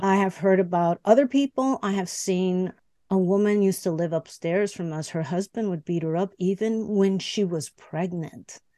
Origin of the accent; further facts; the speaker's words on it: Chicago, Illinois, United States; English is a second language; I was born and raised in Chicago